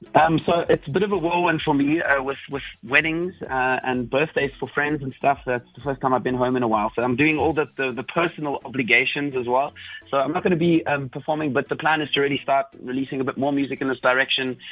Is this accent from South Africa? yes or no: yes; South Africa; moved away as an adult; also born or lived in Belgium; I am 100% South African